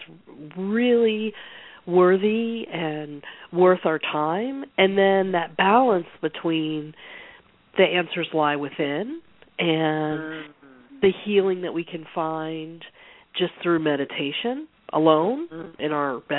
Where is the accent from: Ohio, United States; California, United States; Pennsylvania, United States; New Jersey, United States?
Pennsylvania, United States; moved away as an adult; also born or lived in San Francisco / the Southeast; I grew up in Pennsylvania